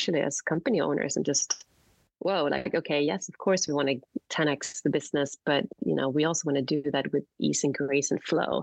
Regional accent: Sweden; moved away; I grew up in Sweden

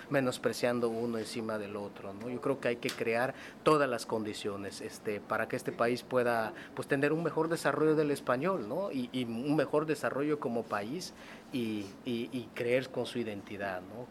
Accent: Mexico

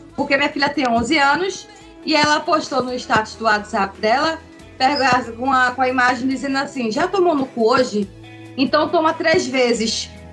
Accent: Pernambuco, Brazil; moved away as an adult; now in Santa Catarina, Brazil; Atualmente eu moro em Santa Catarina, mas eu sou natural de Pernambuco

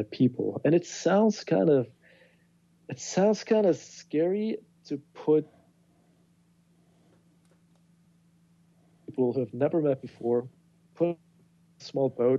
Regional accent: Bergen, Vestland, Norway; my hometown of Bergen

